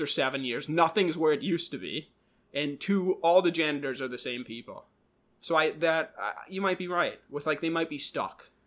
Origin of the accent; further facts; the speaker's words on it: Minnesota, United States; we're from Minnesota.